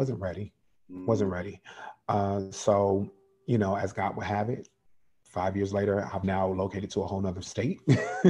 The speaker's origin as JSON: {"language": "English", "town": "Chicago", "region": "Illinois", "country": "United States", "tie": "born or raised there", "moved": "yes", "lives_now": "Georgia, United States", "said": "I'm from Chicago originally, born and raised South Side. I now live in Georgia"}